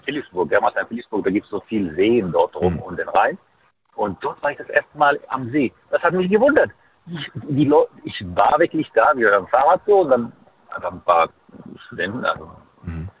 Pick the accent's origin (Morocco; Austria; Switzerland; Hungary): Morocco; Fes, Fès-Meknès; German is a second language; now in Saarland, Germany; ich bin geboren in Marokko, deswegen in Fes